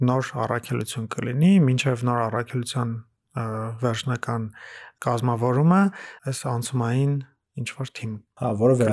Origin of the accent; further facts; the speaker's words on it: Gyumri, Shirak, Armenia; Գյումրում եմ մեծացել